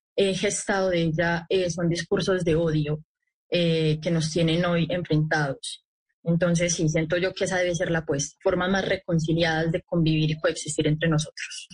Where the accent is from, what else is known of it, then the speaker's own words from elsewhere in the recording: Colombia; como colombianos